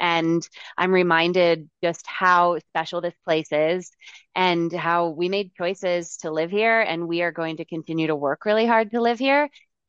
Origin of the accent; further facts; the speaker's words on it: Connecticut, United States; now in South Lake Tahoe, United States; I was raised in the East Coast and I'm from Connecticut.